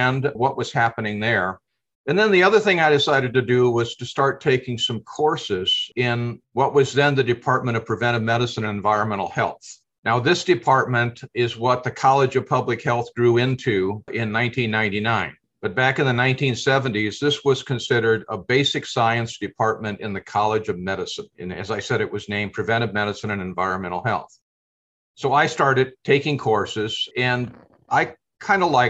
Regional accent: Decorah, Iowa, United States; also born or lived in Dubuque, Iowa; I've lived in Iowa my entire lifetime. I was born in Northeast Iowa in the Decorah, Iowa area, and went to high school in that area as well

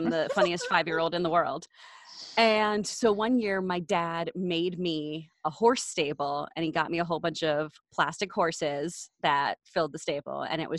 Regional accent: Texas, United States; now in Los Angeles, United States; So I'm from Texas.

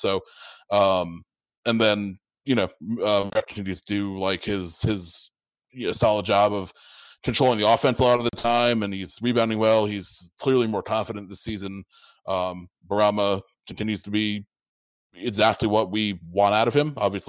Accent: Connecticut, United States; the beer scene in my home state is constantly expanding.

